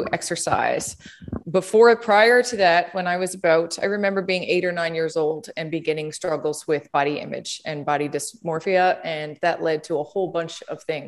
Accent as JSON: {"language": "English", "town": "Conception Bay South", "region": "Newfoundland and Labrador", "country": "Canada", "tie": "born or raised there", "lives_now": "St. John's, Canada", "said": "I'm from Conception Bay South, which is about 20 minutes outside of St. John's. That's where I grew up."}